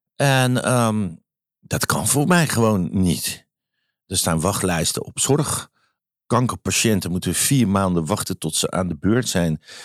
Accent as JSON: {"language": "Dutch", "town": "Amsterdam", "region": "North Holland", "country": "Netherlands", "said": "ik ben Amsterdammer"}